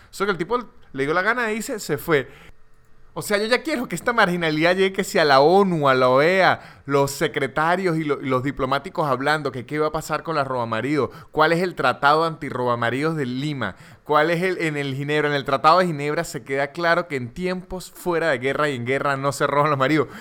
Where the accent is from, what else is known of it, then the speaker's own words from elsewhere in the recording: San Cristóbal, Táchira, Venezuela; moved away; es como gocho en Venezuela, de la región de donde soy yo, San Cristóbal, eh, nos llaman gochos